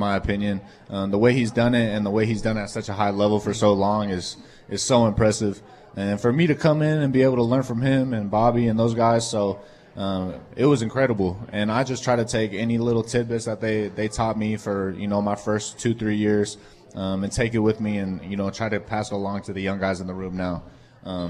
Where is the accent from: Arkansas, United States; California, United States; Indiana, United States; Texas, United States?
California, United States; Folsom; moved away as an adult; also born or lived in Cincinnati, Ohio; now in Green Bay, United States; I'm actually from Sacramento, California, mm-hmm. Northern California, about 30 minutes outside Sacramento